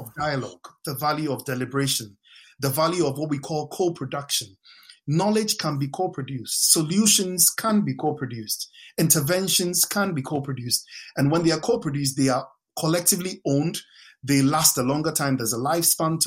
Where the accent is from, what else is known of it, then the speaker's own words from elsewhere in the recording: Accra, Greater Accra, Ghana; moved away as an adult; I grew up in Ghana, lived in Ghana, first 22 years of my life, lived in suburban parts of Accra.